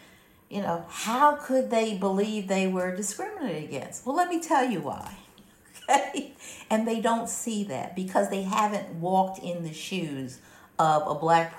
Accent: Philadelphia, Pennsylvania, United States; the little townhouse that I grew up in South Philadelphia could probably fit in one of those offices.

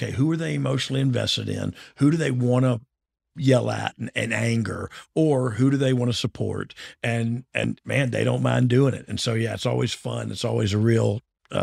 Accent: Georgia, United States; I'm from Georgia

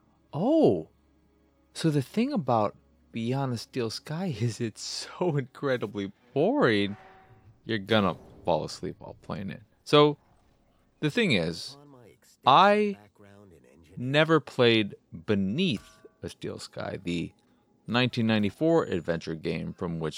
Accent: United States; I'm also an American

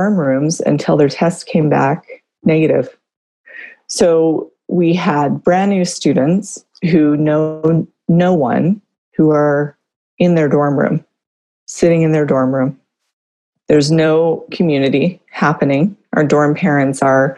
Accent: California, United States; moved away as an adult; I'm from California. I've been here for, 18 years

